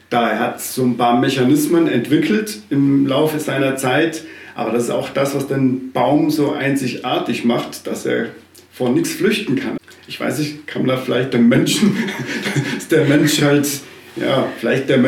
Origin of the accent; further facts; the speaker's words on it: South Tyrol, Italy; now in Berlin, Germany; bin gebürtiger Südtiroler, bin Baumpfleger und gestrandet in Berlin, wo ich momentan lebe und arbeite.